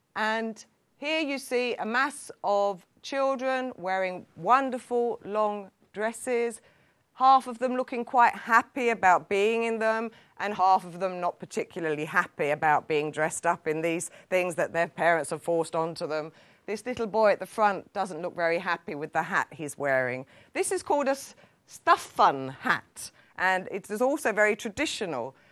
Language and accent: English; London, United Kingdom; moved away as an adult; now in Sweden; as a Londoner, coming from a very multicultural society